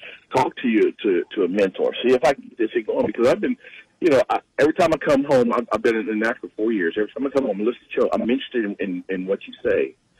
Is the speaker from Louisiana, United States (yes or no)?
yes; Louisiana, United States; I'm from Louisiana.